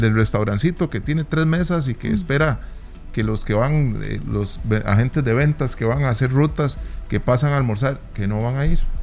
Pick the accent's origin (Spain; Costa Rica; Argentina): Costa Rica; somos ticos